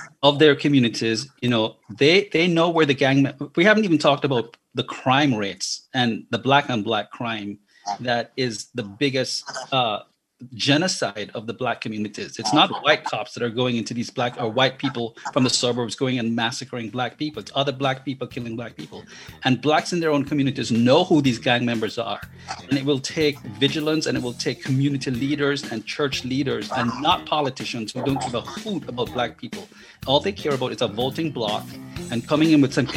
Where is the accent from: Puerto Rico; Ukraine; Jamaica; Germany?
Jamaica; moved away as an adult; now in United States; I was born and raised in Jamaica, came to America when I was 20 years old